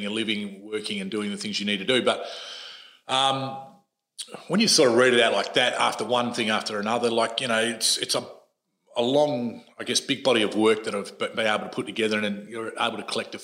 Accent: Adelaide, South Australia, Australia; moved away; growing up in Adelaide, I was literally 20 minutes out of the city in a suburb called Salisbury North.

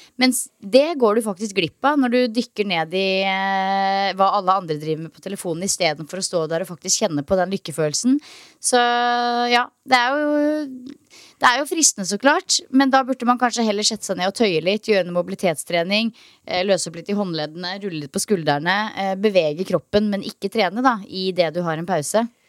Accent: Norway; now in Australia; hjemme i Norge

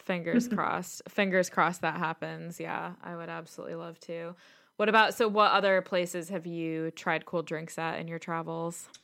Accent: Chicago, Illinois, United States; now in London, United Kingdom; as a Chicagoan

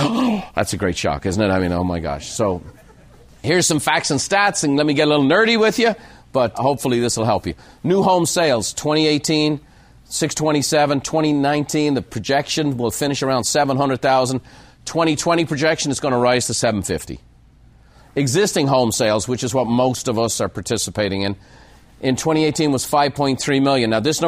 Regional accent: Ireland; now in United States; that's why today you need to know I'm an Irishman. I'm a proud American by choice.

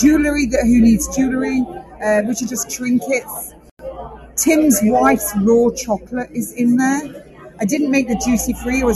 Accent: United Kingdom; I am a Brit

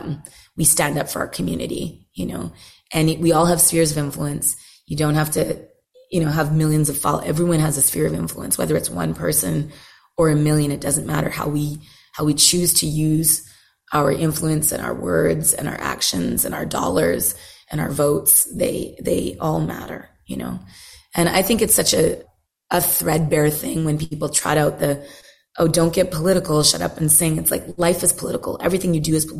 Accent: Canada; moved away as an adult; now in Nashville, United States; I'm not American. I'm very much Canadian.

